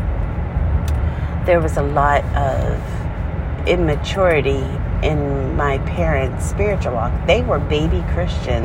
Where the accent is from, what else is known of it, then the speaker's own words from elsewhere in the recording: Maryland, United States; moved away as an adult; also born or lived in Maine; now in South Carolina, United States; I grew up in Maryland